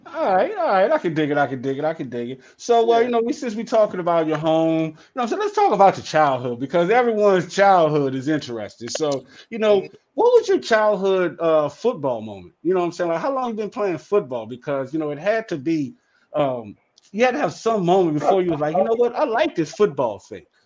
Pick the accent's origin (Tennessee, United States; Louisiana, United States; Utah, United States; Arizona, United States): Louisiana, United States; New Orleans; I'm from New Orleans. You know what I'm saying? Right? I'm from the south